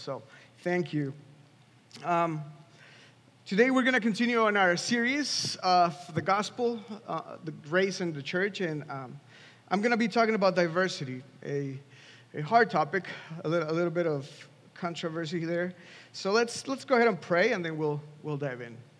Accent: Mexico City, Mexico; moved away as an adult; now in Washington, DC, United States; I grew up in Mexico. I'm from Mexico City

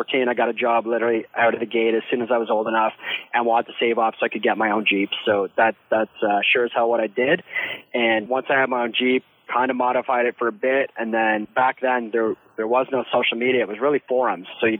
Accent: Ontario, Canada; We grew up here in Ontario

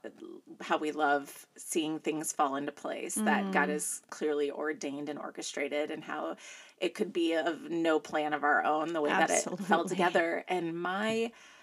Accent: Northwest Indiana, United States; moved away as an adult; also born or lived in Chicago; now in East Central Illinois, United States; I grew up in Northwest Indiana, but I was born to a legacy Chicago family

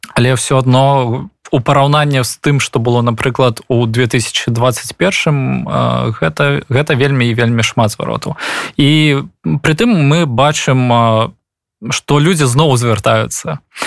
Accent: Belarus; moved away; мы беларусы

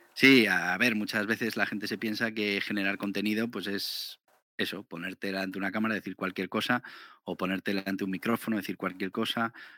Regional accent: Navarre, Spain; Yo soy de Navarra

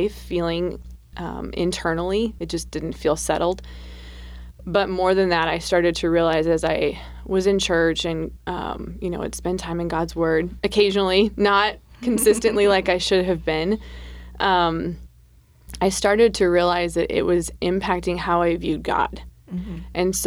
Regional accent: South Dakota, United States; I was born and raised in South Dakota

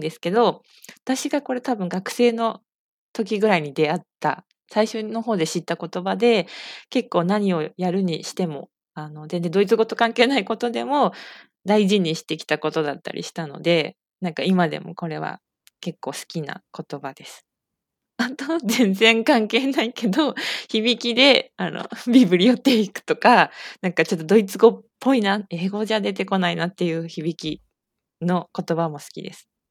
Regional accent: Saitama, Japan; 私は、えー、埼玉県出身で、今も埼玉県に住んでいます

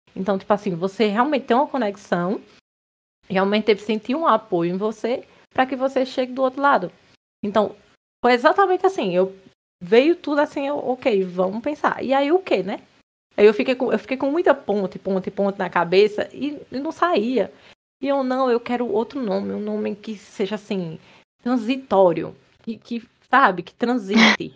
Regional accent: Pernambuco, Brazil; moved away; also born or lived in Campina Grande, Paraíba; Também sou nordestina, pernambucana, nascida e criada em Pernambuco

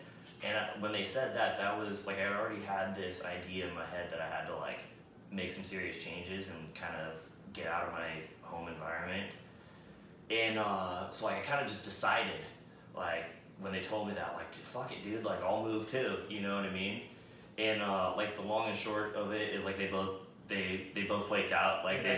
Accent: California, United States; now in Austin, United States; No. Yeah, I'm from California.

